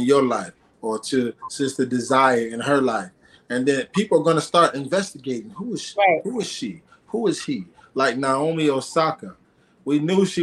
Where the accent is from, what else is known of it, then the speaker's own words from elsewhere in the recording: Aurora, Illinois, United States; I was the first rapper in the city that I'm from, a few minutes outside of Chicago. I'm from Aurora, Illinois